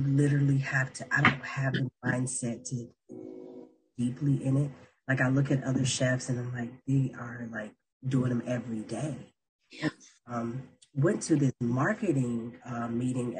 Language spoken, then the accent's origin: English; Mississippi, United States; now in Pittsburgh, United States; I'm from Mississippi